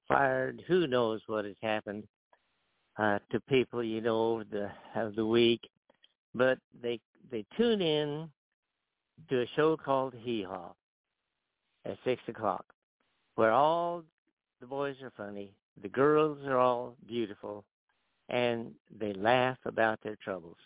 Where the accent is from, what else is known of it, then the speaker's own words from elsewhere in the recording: Nebraska, United States; now in Nashville, United States; I'm from Nebraska, and that's cowboy country.